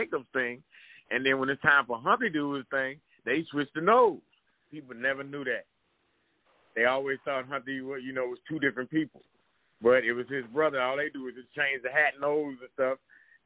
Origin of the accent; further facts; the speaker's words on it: Washington, District of Columbia, United States; moved away; now I'm on stage with all my homeboys I grew up with from D.C.